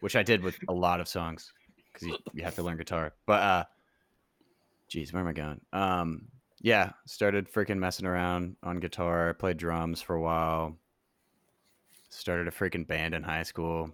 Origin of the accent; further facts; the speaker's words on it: New Orleans, Louisiana, United States; also born or lived in Oxford, Mississippi / Memphis; now in Nashville, United States; I was born in Oxford, Mississippi, grew up in New Orleans.